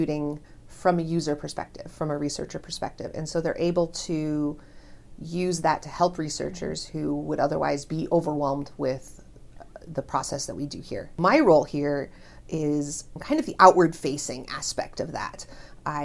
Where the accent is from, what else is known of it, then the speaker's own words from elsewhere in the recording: Omaha, Nebraska, United States; also born or lived in Wayne, Nebraska / South Dakota; now in Lincoln, United States; I was born and raised here in Nebraska, in Omaha